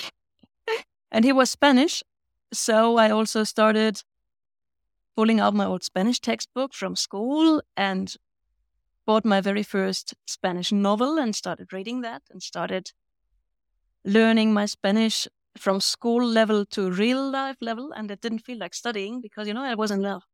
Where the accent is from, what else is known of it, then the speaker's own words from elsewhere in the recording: Bavaria, Germany; accent: Bavarian; first language Bavarian and German; English is a second language; I'm from Bavaria. And I grew up with Bavarian dialect and standard German.